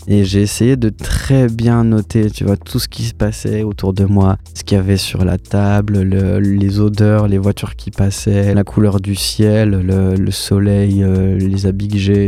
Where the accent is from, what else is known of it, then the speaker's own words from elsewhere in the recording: Bourgogne-Franche-Comté, France; moved away as an adult; also born or lived in Dijon / Bordeaux; j'ai grandi en Franche-Comté